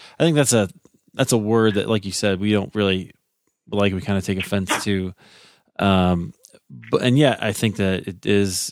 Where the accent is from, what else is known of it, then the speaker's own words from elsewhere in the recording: Iowa, United States; I grew up in Iowa